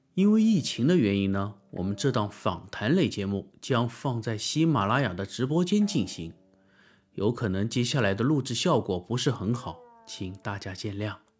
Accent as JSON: {"language": "Chinese", "region": "southern China", "country": "China", "said": "我是一个南方人，我的平翘舌嗯。问题"}